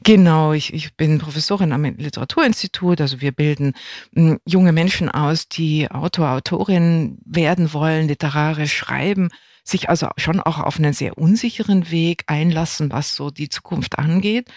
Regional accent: West Germany, Germany; ich bin in Westdeutschland aufgewachsen

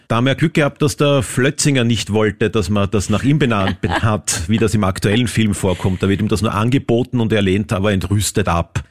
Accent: Vienna, Austria; für mich als Wiener

